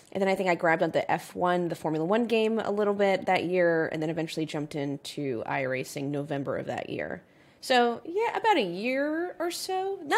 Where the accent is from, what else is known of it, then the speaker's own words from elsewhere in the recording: United States; I'm American